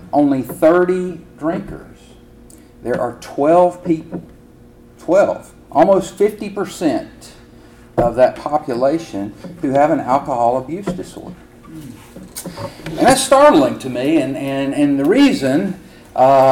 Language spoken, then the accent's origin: English; Alabama, United States; moved away; in Alabama, at the end of a prayer, Bobby, we say, roll tide